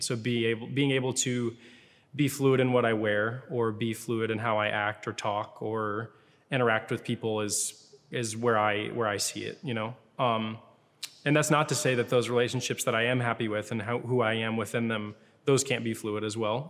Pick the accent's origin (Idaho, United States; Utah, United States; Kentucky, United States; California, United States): Kentucky, United States; Louisville; moved away as an adult; also born or lived in Lexington, Kentucky; now in Atlanta, United States; I grew up in Louisville, Kentucky, lived there for most of my life